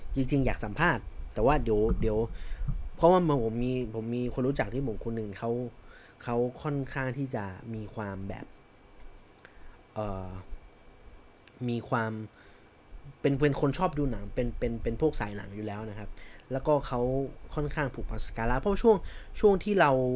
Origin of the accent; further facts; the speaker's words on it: Chiang Mai, Thailand; now in Bangkok, Thailand; ผมเป็นคนเชียงใหม่แบบ แบบแท้ๆสิบอยู่เชียงใหม่มาคือเกิดที่เชียงใหม่ เกิดและโตที่เชียงใหม่นะครับ